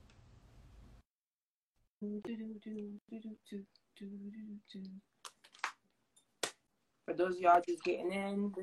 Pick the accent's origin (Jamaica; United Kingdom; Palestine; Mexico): Jamaica; now in New Jersey, United States; I'm Jamaican